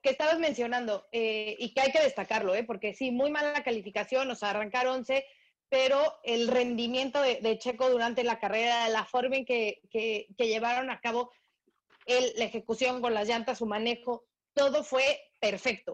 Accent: Mexico; a mí como mexicana

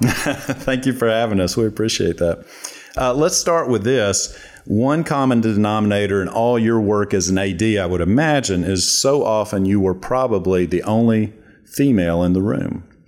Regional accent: Spartanburg, South Carolina, United States; I grew up in Spartanburg, South Carolina

